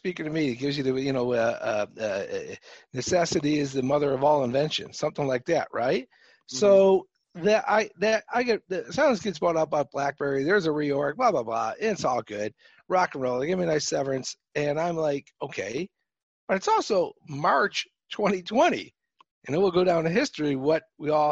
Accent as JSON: {"language": "English", "town": "Chicago", "region": "Illinois", "country": "United States", "accent": "Chicago", "said": "my Chicago accent I have"}